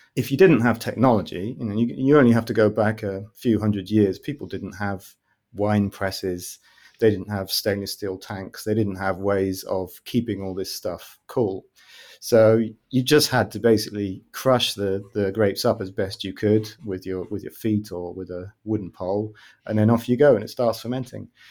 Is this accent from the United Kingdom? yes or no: yes; United Kingdom; moved away as an adult; now in Amsterdam, Netherlands; I'm originally British, but I'm based in Amsterdam, in the Netherlands.